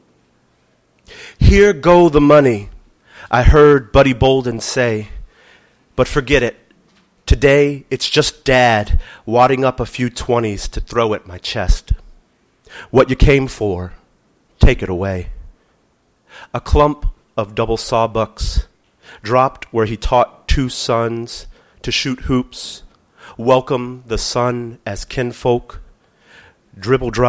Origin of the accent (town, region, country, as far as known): New Orleans, Louisiana, United States; born or raised there